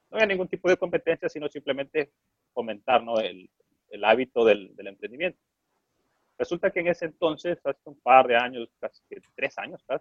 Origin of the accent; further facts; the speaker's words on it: Honduras; Yo estaba en Honduras, yo soy de Honduras